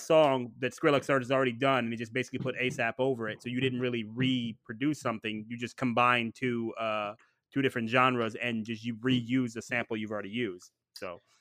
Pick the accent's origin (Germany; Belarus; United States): United States; Ohio; I'm from Ohio